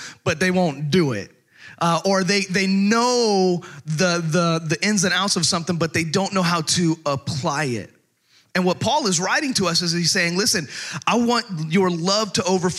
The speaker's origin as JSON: {"language": "English", "region": "Texas", "country": "United States", "tie": "born or raised there", "moved": "yes", "said": "I was born and raised in Texas"}